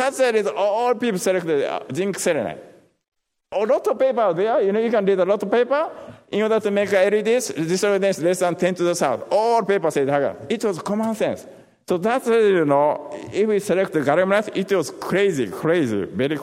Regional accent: Japan; moved away as an adult; also born or lived in Tokushima, Japan / Florida, United States; now in United States

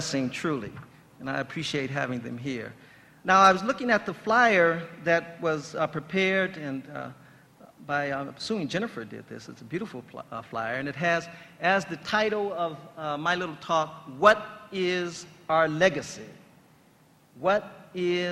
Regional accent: Compton, California, United States; I was born, raised, and educated in Compton, California.

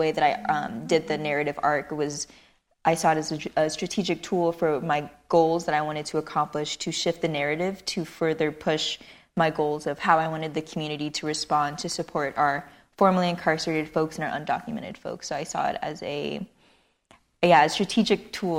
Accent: Long Beach, California, United States; I grew up in Cambodia Town, Long Beach, which is pretty heavily, there was a lot of crime, there was a lot of gang activity

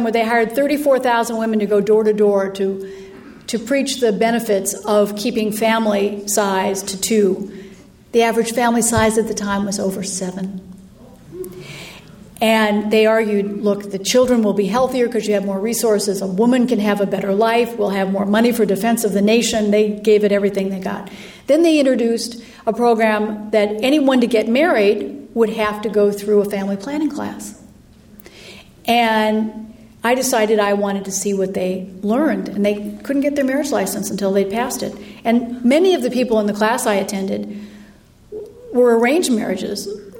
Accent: United States; I said, "Amrika

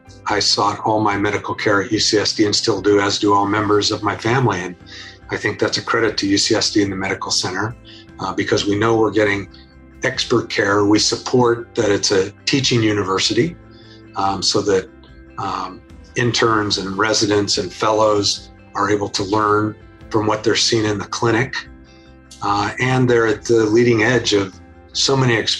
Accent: San Diego, California, United States; I was born in San Diego, as was my father and our children. So three generations of San Diegans. I went away for schooling and came back to San Diego to practice law

